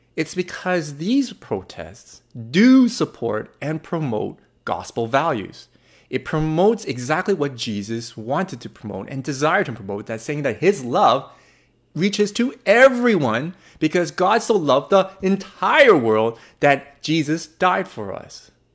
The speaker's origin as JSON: {"language": "English", "country": "Canada", "also_born_or_lived": "Burnaby, British Columbia", "said": "I am in a Canadian and I live in Vancouver, British Columbia. Well, Burnaby, British Columbia"}